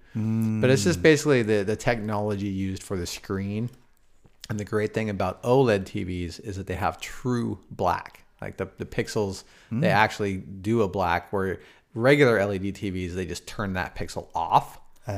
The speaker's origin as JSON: {"language": "English", "town": "Seattle", "region": "Washington", "country": "United States", "tie": "born or raised there", "also_born_or_lived": "Glendora, California", "said": "I moved when I was like 6, though. So, I mean, I've been here a really long time"}